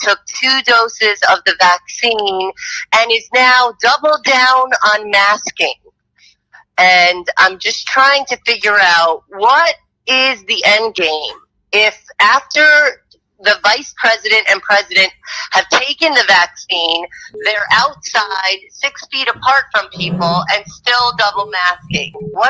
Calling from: New York, United States; I'm from New York, and my main question is

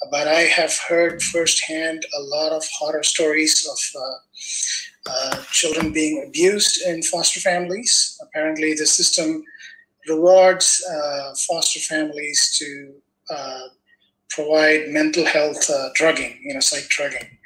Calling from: Los Angeles, California, United States; Uh, yes, I'm from Los Angeles.

